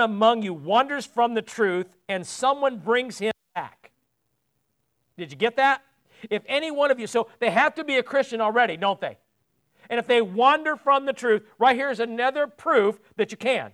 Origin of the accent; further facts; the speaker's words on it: United States; also born or lived in England; me as an American